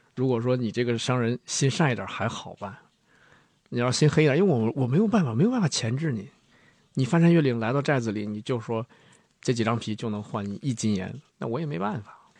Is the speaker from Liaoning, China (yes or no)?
no; Heilongjiang, China; 就我黑龙江人